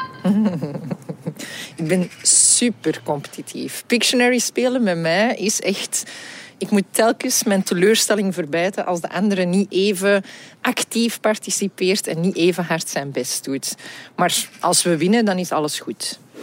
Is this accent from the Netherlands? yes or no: no; Antwerp, Flanders, Belgium; Ik kom ook uit Antwerpen